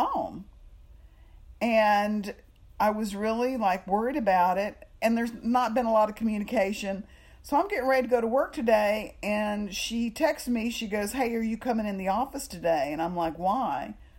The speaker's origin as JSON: {"language": "English", "region": "Texas", "country": "United States", "also_born_or_lived": "New York", "said": "I'm just from Texas"}